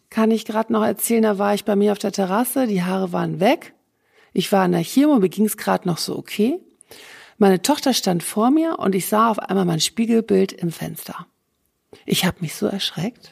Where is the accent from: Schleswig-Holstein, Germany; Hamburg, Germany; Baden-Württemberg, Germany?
Hamburg, Germany; moved away as an adult; also born or lived in Rhine-Main area; now in Essen, Germany; Ich bin in Hamburg geboren.